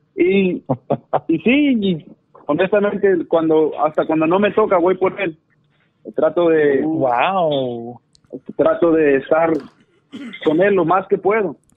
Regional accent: Zacatecas, Mexico; now in North Carolina, United States; nací aquí en Norte Carolina, pero ah, fui criado en Zacatecas

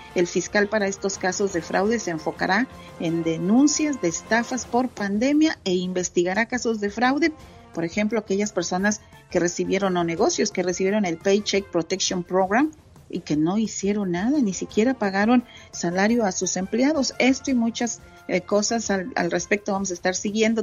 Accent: Santa Catarina, Nuevo León, Mexico; now in Dallas, United States; me acuerdo de mi pueblito, Santa Catarina, Nuevo León

